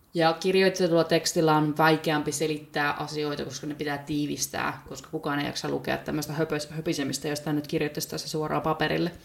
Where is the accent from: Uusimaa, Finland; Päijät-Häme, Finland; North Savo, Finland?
Päijät-Häme, Finland; by Lake Päijänne; moved away as an adult; also born or lived in Bristol, England; now in Cardiff, United Kingdom; itse olen kotoisin päijät Suomessa, sieltä Päijänteen rannalta. Jostain kumman syystä tämmöinen pienen maalaiskylän likka on päätynyt, päätynyt tänne Walesin pääkaupungin Cardiffiin